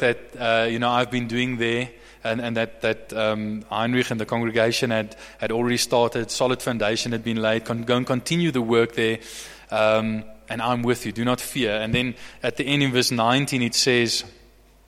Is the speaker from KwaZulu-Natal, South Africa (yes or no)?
no; Bloemfontein, Free State, South Africa; also born or lived in Somerset West / Stellenbosch / Franschhoek; now in Johannesburg, South Africa; I was raised in Bloemfontein